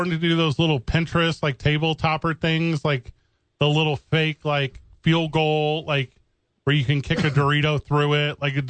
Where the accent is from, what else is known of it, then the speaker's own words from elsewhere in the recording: Midwest, United States; moved away; I'm from the Midwest.